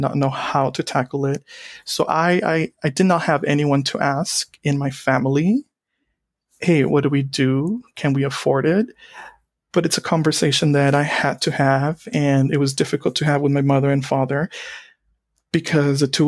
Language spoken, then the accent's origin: English; Donna, Texas, United States; I grew up in Donna, Texas, a town that borders the Mexico and U.S. states. And I grew up here my entire life